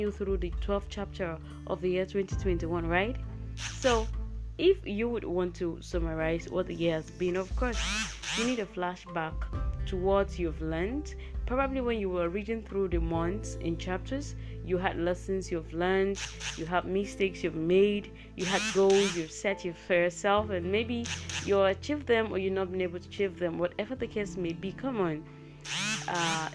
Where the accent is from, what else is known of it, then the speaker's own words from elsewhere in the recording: Nigeria; I am a podcaster from Nigeria, Africa.